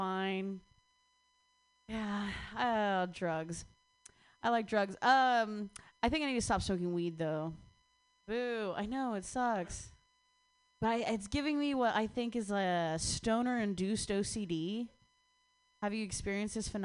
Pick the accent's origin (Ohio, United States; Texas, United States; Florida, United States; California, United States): Ohio, United States; moved away; I'm from Ohio